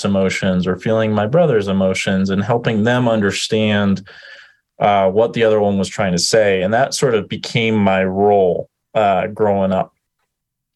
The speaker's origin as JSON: {"language": "English", "town": "Denver", "region": "Colorado", "country": "United States", "tie": "born or raised there", "said": "I grew up in Denver, Colorado, in a family system"}